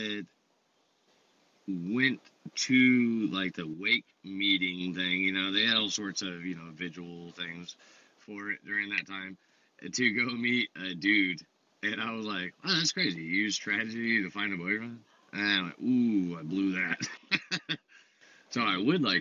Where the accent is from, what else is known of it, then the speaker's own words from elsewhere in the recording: Santee, California, United States; also born or lived in Ramona, California; my adopted mom, or my mom, I went to go live with her in Santee